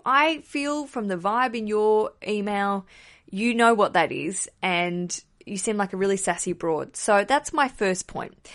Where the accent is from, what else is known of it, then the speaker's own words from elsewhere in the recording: Australia; accent: Australian; now in London, United Kingdom; hear my accent and go, "Oh, Australian